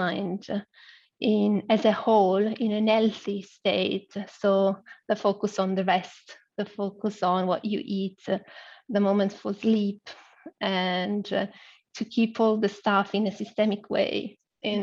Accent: Milan, Lombardy, Italy; I was born in Milan. In Italy.

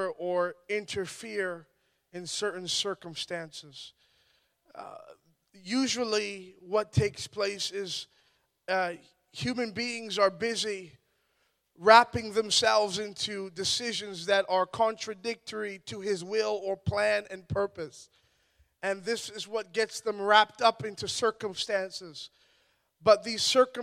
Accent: Ottawa, Ontario, Canada; I'm from Ottawa, Ontario

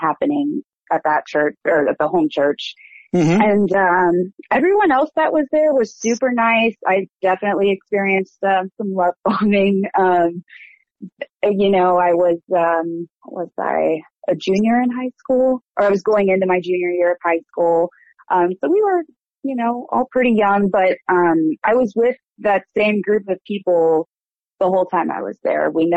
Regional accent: Westerville, Ohio, United States; I am from Westerville, Ohio, which is a suburb of Columbus

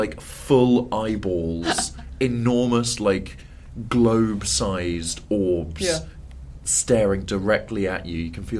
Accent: Brighton, South East England, United Kingdom; I'm just from Brighton.

